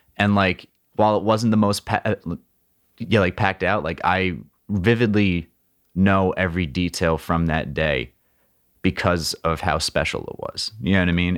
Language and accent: English; Princeton, New Jersey, United States; I grew up in Princeton, which is ce-, Central Jersey